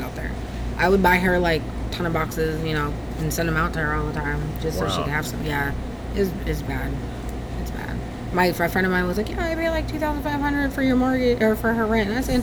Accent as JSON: {"language": "English", "region": "California", "country": "United States", "tie": "born or raised there", "also_born_or_lived": "Karlsruhe, Germany / Hinesville, Georgia / Texas", "moved": "as an adult", "lives_now": "Augusta, United States", "said": "I'm originally from California"}